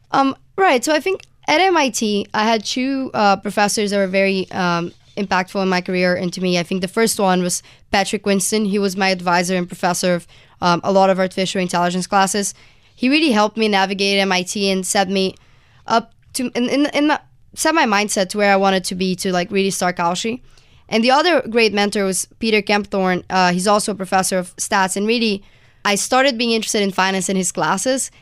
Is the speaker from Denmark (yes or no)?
no; Brazil; moved away as an adult; now in United States; I'm from Brazil originally, and I just came to the U S for college